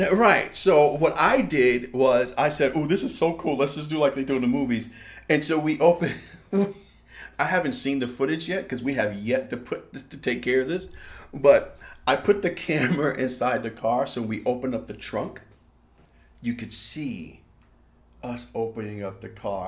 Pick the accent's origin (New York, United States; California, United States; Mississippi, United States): New York, United States; I am from New York